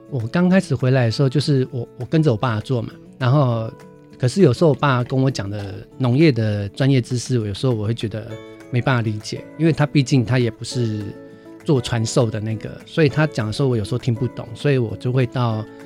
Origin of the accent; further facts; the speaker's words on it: Hualien County, Taiwan; moved away; also born or lived in Taipei; 我是， 我是花莲人